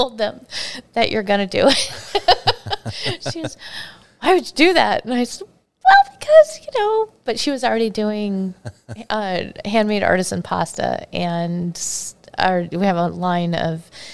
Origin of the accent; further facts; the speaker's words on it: Battle Ground, Washington, United States; also born or lived in Arizona; I grew up in Battleground, Washington